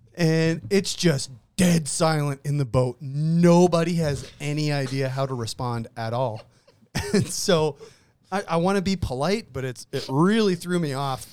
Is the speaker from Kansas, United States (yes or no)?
no; Pennsylvania, United States; moved away; I grew up in Pennsylvania on the Allegheny